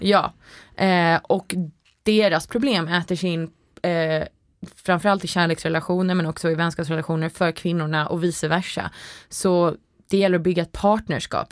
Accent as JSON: {"language": "Swedish", "country": "Sweden", "also_born_or_lived": "United States", "said": "jag tror jag var lite mobbad för att jag var svensk"}